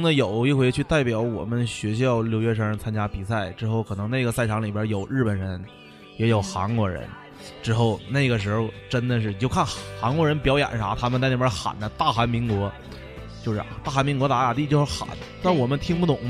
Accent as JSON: {"language": "Chinese", "country": "China", "said": "就那时候中国的感觉就是。自己身为中国人的感觉真的出来了。"}